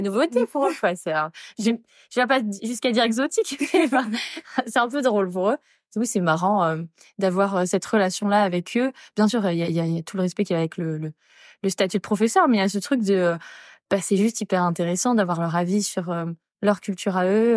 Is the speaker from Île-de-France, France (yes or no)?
no; Angers, Pays de la Loire, France; moved away as an adult; also born or lived in Paris; now in Sydney, Australia; je viens d'Angers et que des fois ma famille me manquait